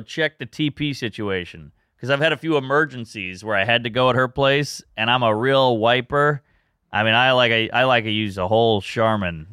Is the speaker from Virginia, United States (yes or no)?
no; Louisiana, United States; I'm from Louisiana